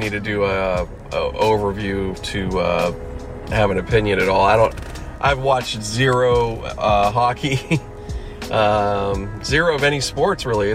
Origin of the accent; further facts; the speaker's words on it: Pittsburgh, Pennsylvania, United States; now in Los Angeles, United States; I grew up in Pittsburgh